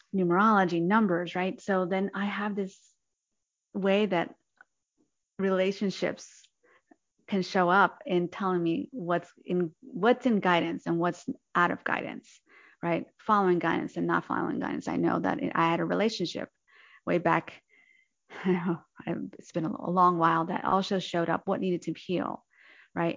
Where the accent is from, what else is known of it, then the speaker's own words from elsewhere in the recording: New Jersey, United States; moved away as an adult; now in San Francisco Bay Area, United States; I'm originally from New Jersey to California, the San Francisco Bay Area in 2010